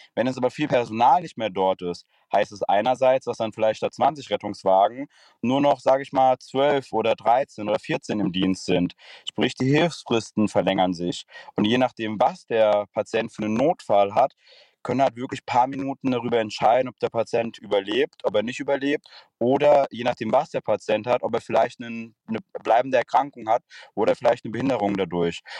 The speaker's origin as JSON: {"language": "German", "area": "Frankfurt area", "region": "Hesse", "country": "Germany", "said": "Ich komme aus dem Raum Frankfurt"}